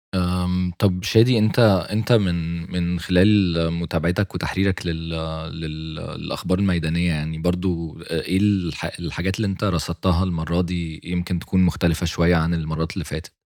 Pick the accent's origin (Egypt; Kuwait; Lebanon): Egypt; إحنا كمصريين